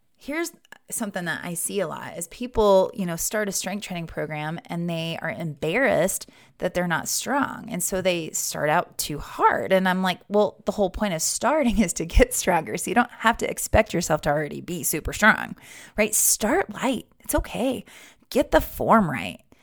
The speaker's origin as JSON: {"language": "English", "region": "Wyoming", "country": "United States", "tie": "born or raised there", "said": "Growing up in Wyoming"}